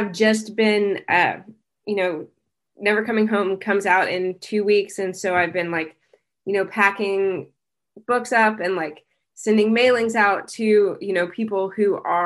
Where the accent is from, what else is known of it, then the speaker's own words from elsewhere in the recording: Kansas, United States; moved away as an adult; I grew up in Kansas, in like the 90s.